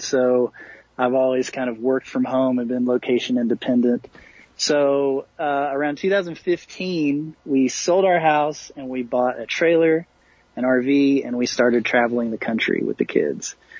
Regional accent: Tennessee, United States; moved away as an adult; I was from Tennessee. My whole family was there

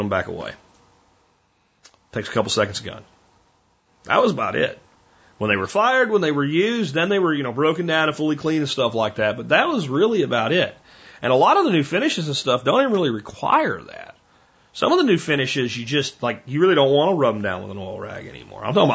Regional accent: Pennsylvania, United States; I grew up in Pennsylvania, when you walked into anybody's house, there was a gun cabinet there

